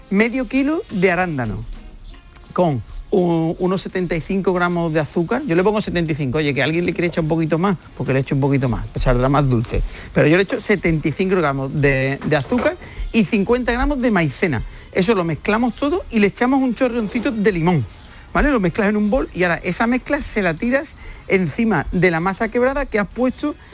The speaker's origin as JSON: {"language": "Spanish", "town": "Huelva", "region": "Andalusia", "country": "Spain", "said": "en mi tierra, en Huerva"}